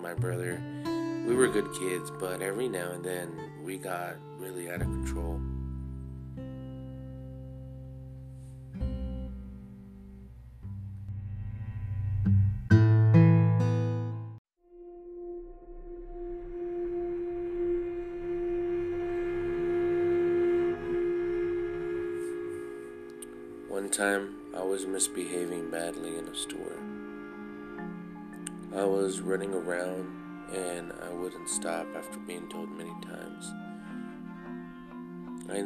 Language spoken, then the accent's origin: English; Texas, United States; But I grew up in Texas